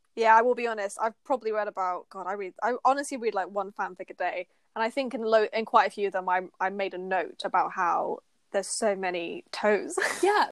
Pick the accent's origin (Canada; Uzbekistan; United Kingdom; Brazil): United Kingdom; we're British